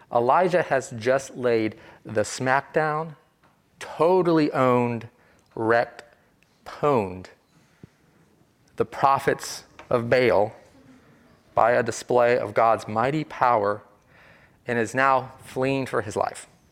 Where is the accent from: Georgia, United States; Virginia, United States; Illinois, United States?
Virginia, United States; I am from the South, from a small textile town in Virginia